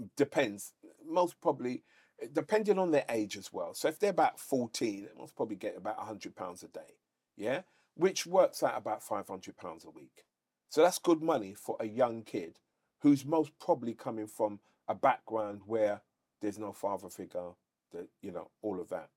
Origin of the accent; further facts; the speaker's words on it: London, United Kingdom; we're from London.